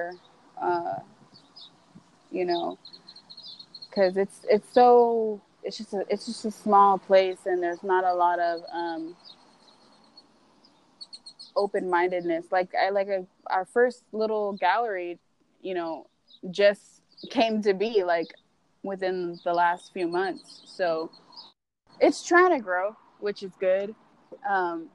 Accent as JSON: {"language": "English", "town": "San Antonio", "region": "Texas", "country": "United States", "said": "I'm from San Antonio"}